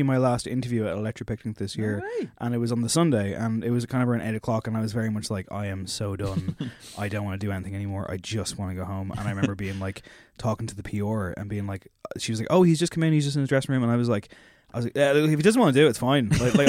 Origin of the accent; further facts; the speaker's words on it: Drogheda, Leinster, Ireland; And even though I'm from Drogheda, we get on just fine.